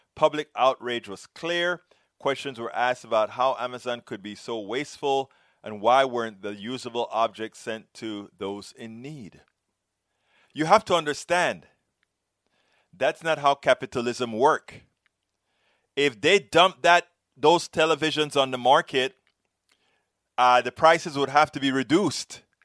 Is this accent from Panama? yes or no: yes; Panama; I'm from Panama